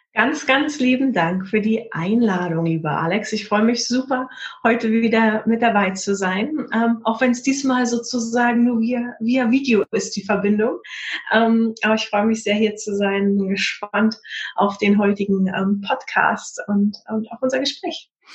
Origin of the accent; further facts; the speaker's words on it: Potsdam, Brandenburg, Germany; in Potsdam, in meiner Heimatstadt